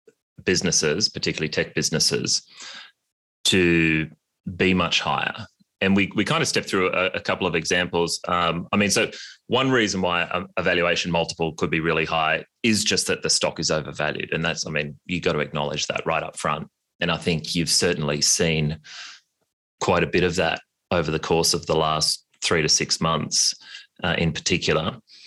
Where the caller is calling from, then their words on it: New York, United States; I'm joining from the New York winter and very jealous of your Australian summer.